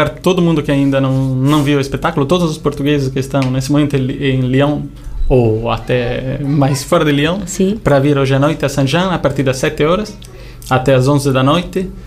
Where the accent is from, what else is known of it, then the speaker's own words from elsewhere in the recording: Italy; Mesmo eu sendo italiano, eu manifesto aqui orgulho português.